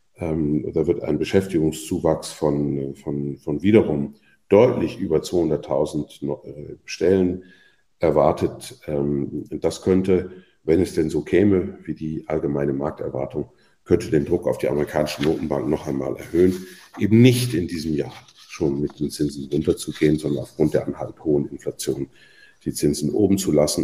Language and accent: German; Switzerland; bei uns in der Schweiz